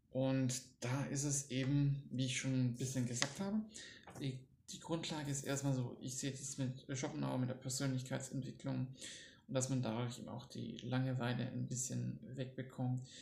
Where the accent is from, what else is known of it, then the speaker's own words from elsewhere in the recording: Baden-Württemberg, Germany; accent: Swabian; Ich komme ja aus Schwaben, da das breiteste Schwäbisch auch kann.